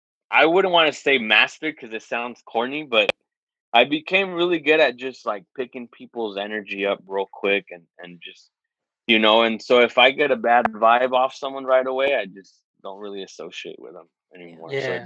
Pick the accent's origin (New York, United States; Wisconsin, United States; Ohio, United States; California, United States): California, United States; also born or lived in Nevada; We grew up in California, and then for a while we moved to Nevada